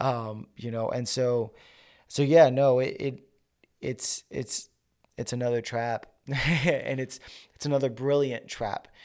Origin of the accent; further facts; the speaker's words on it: New York, United States; moved away; also born or lived in Georgia; I'm from New York